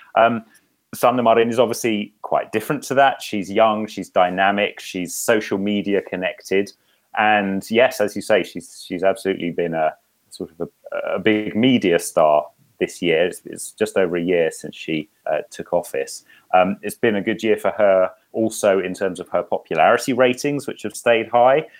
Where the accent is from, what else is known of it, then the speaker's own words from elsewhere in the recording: United Kingdom; now in Helsinki, Finland; as a Brit